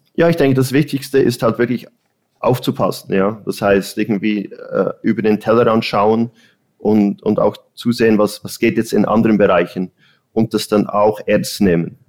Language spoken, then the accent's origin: German; Bern, Switzerland; moved away as an adult; also born or lived in Zurich; now in Los Angeles, United States; ich bin ursprünglich aus Bern, ich bin in der Schweiz aufgewachsen